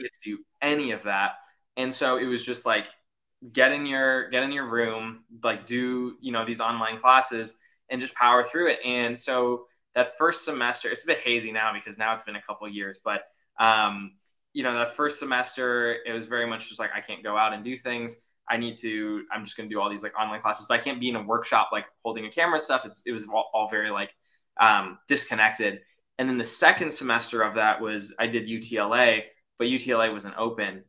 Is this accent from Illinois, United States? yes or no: yes; Chicago, Illinois, United States; Chicago, born and raised